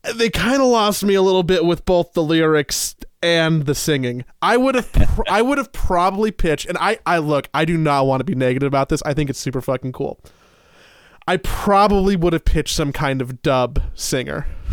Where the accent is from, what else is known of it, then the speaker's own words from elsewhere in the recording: United States; as an American